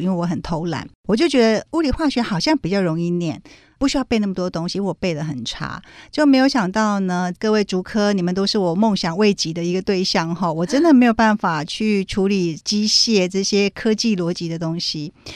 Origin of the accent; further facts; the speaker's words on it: Kaohsiung, Taiwan; moved away as an adult; now in Taipei, Taiwan; 高雄人，土生土长高雄人。我是到大学的时候才北漂上来念书